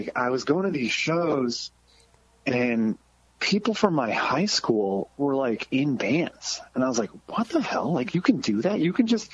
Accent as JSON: {"language": "English", "region": "Massachusetts", "country": "United States", "moved": "yes", "said": "I was from Massachusetts, so like the ska scene was huge"}